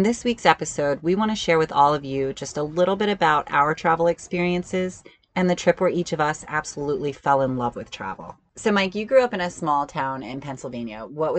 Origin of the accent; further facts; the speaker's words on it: Wiesbaden, Hesse, Germany; born there; I mean, my dad was in the army, so I was born in Germany. I was born in Wiesbaden, and we just moved quite a bit.